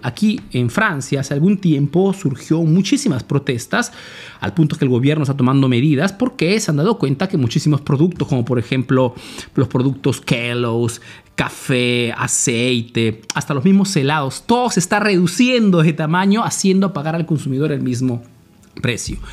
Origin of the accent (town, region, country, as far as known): Peru; now in Italy